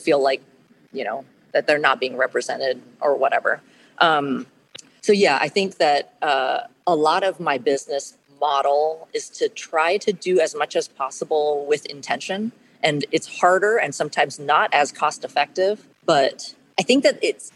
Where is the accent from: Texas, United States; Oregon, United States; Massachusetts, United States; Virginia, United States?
Oregon, United States; Portland; I was born and raised in Portland